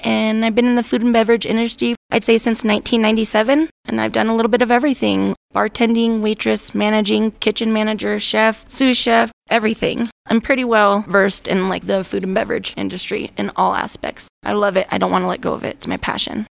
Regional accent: Wheat Ridge, Colorado, United States; moved away as an adult; now in San Luis Valley, United States; I was born and raised actually in Wheat Ridge

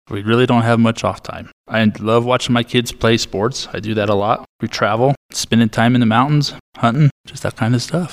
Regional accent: Buena Vista, Colorado, United States; Was born and raised in Buena Vista

